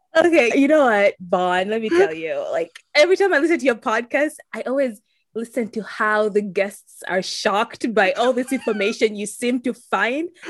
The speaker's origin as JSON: {"language": "English", "country": "Uganda", "tie": "born or raised there", "moved": "yes", "lives_now": "Saint Louis, United States", "said": "growing up in Uganda"}